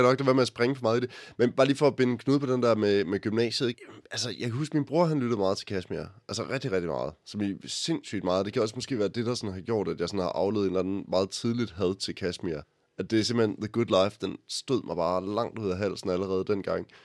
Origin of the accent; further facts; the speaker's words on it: Jutland, Denmark; Vi kommer begge to fra Jylland